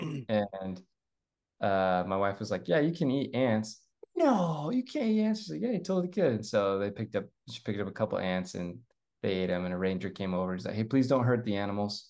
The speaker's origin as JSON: {"language": "English", "region": "Idaho", "country": "United States", "tie": "born or raised there", "said": "I grew up in Idaho"}